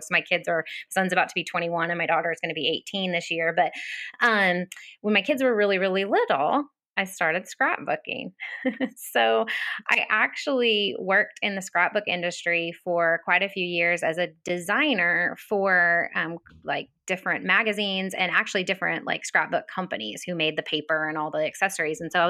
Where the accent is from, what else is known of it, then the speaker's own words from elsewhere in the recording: Northern California, United States; moved away as an adult; now in Knoxville, United States; I am originally from Northern California